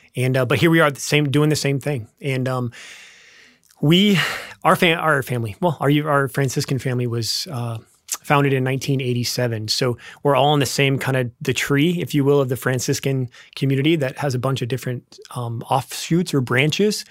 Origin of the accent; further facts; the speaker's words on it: Lincoln, Nebraska, United States; also born or lived in Wichita, Kansas; We grew up in Nebraska. Actually, born in Wichita, Kansas, but grew up in Nebraska